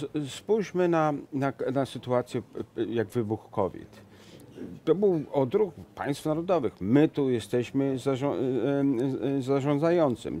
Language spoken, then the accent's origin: Polish; Venice, Veneto, Italy; moved away; jestem z Wenecji